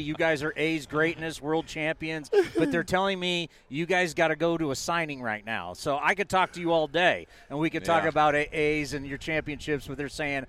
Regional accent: San Diego, California, United States; because I grew up in San Diego.

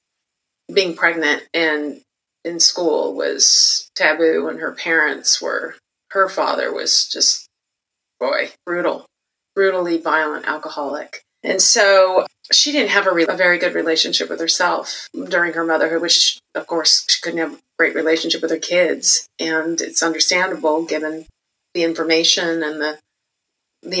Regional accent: Santa Barbara, California, United States; I was born and raised in Santa Barbara, California

